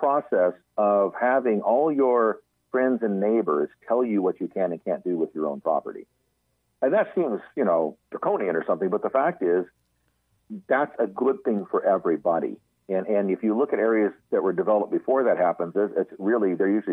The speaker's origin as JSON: {"language": "English", "area": "Central Coast", "region": "California", "country": "United States", "tie": "born or raised there", "said": "I grew up in the Central Coast area, you know, north of kind of between Los Angeles and San Luis Obispo, that area"}